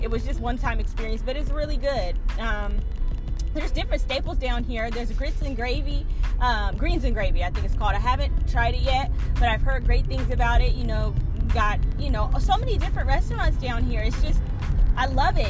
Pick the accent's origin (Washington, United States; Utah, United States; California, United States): Washington, United States; Seattle; moved away as an adult; now in Georgia, United States; I hail from Seattle, Washington